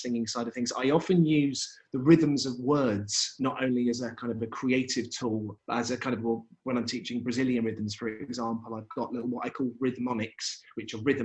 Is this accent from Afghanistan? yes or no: no; Brighton, South East England, United Kingdom; I'm from Brighton, which has always been a kind of a town of lots and lots of musical opportunities, and kind of went through the music service